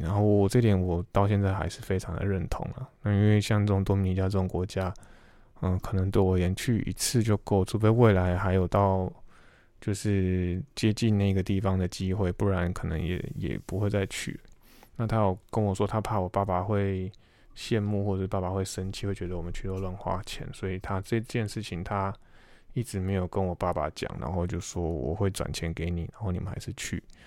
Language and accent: Chinese; Taiwan; moved away; 英文是最大，最重要的，呃，对于我们台，台湾人是第二语言